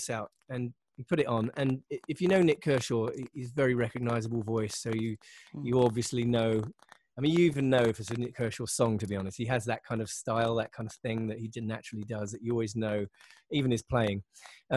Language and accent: English; Windsor, South East England, United Kingdom; in the south of England, not far from London. I was born in Windsor